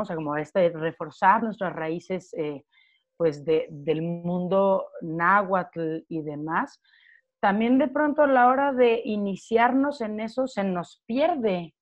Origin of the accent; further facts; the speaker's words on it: Mexico; siendo mexicana, habiendo estado casi toda mi vida en, bueno, hasta, hasta la media superior